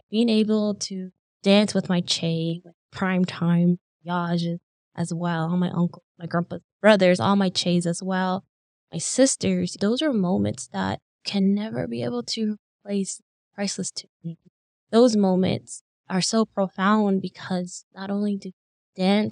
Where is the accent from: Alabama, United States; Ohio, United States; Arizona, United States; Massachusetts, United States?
Arizona, United States; Bashpito; my mom's side, we're from Bashpito, Arizona, which is like located a little past Steamboat, between Steamboat and Jeddito. So it's not Jeddito, it's Bashpito. That's where I'm from